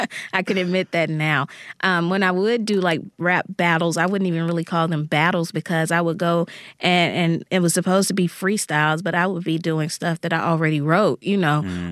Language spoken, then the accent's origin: English; Jackson, Mississippi, United States; the neighborhood where I grew up here in Jackson, Mississippi